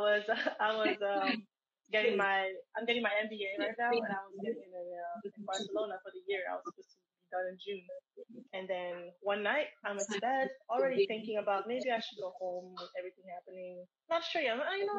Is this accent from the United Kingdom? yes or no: no; Haiti; also born or lived in New Jersey, United States; now in Linden, United States; originally born and raised in Haiti